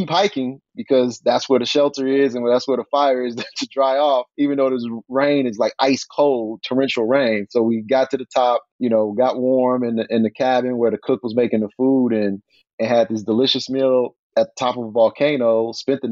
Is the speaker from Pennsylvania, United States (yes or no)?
no; Chicago, Illinois, United States; I grew up in the Jordan era, being from Chicago